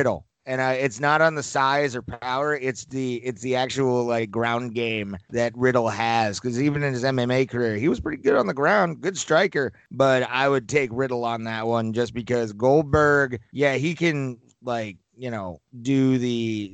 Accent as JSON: {"language": "English", "region": "New York", "country": "United States", "also_born_or_lived": "Colorado", "accent": "New York", "said": "my New York accent"}